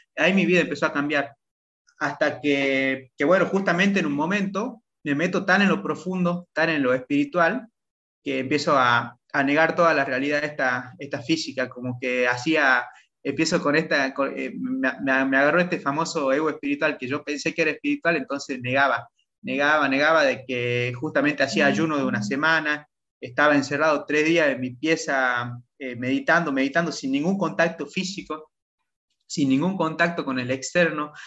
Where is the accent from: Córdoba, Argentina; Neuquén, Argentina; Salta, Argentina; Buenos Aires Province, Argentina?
Salta, Argentina; moved away as an adult; now in Playa del Carmen, Mexico; yo soy de Salta, de Argentina, nacido en Salta, Argentina